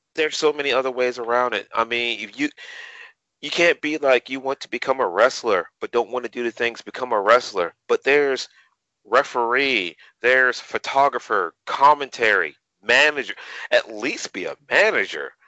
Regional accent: Savannah, Georgia, United States; to perform in front of my hometown, in front of my peeps

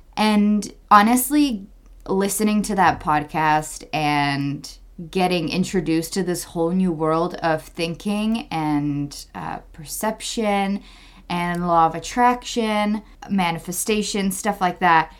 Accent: Czechia; moved away; my home country, Czech Republic

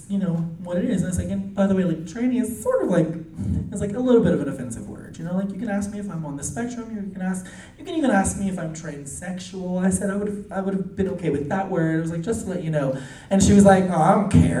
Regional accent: New Orleans, Louisiana, United States; I am from New Orleans

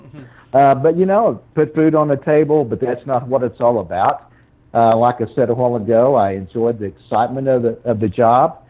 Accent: Missouri, United States; moved away as an adult; also born or lived in Texas; I actually came back to Missouri pretty close to 2009 when I returned.

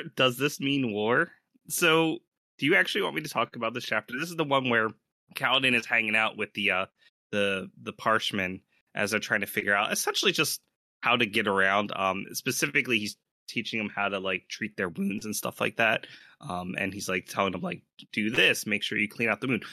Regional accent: United States; we are all from the United States

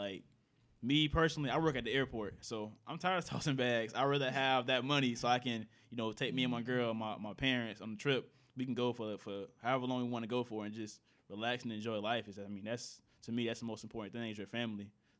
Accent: Jacksonville, Florida, United States; I'm from Jacksonville.

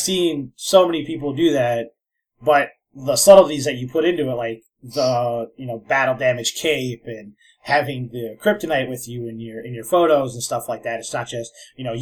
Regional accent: Minnesota, United States; I'm from Minnesota

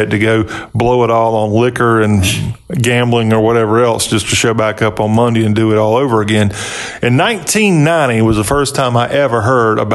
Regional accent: United States; I'm looking out as a American

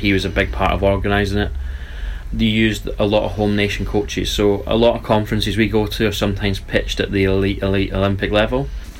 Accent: Dumfries, Scotland, United Kingdom; moved away; I'm from Scotland

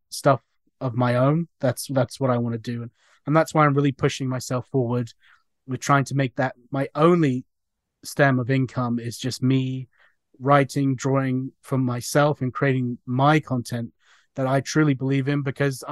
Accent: New Jersey, United States; now in England; I grew up in New Jersey

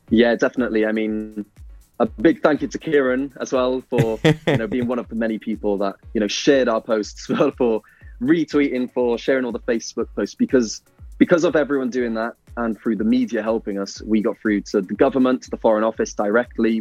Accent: Pembroke Dock, Wales, United Kingdom; also born or lived in Italy; I'm from Pembroke Dock, and you know, I wanted to be home

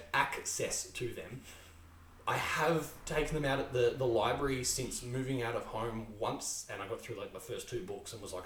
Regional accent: Australia; But as an Australian, I really enjoyed the fact that there were Australian teams

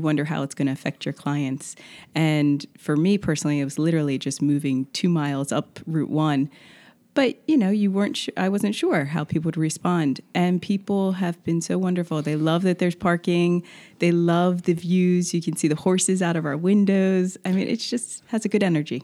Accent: Wilmington, Delaware, United States; also born or lived in San Francisco; now in Rehoboth Beach, United States; I am a Delaware girl, um, grew up in Wilmington, but always spent my summers here.

